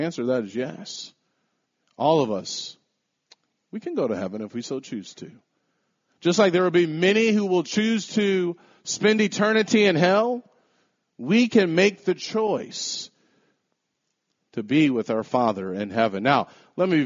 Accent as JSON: {"language": "English", "country": "United States", "said": "We're Americans"}